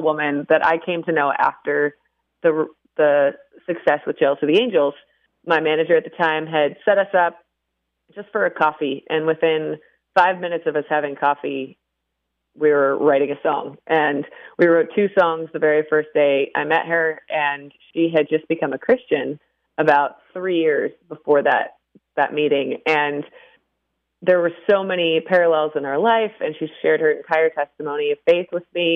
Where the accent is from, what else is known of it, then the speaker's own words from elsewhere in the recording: Waconia, Minnesota, United States; moved away as an adult; now in Nashville, United States; my hometown of Waconia